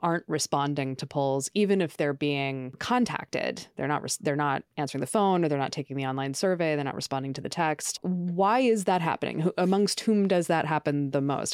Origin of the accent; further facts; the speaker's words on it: Oregon, United States; now in New York, United States; I'm originally from Oregon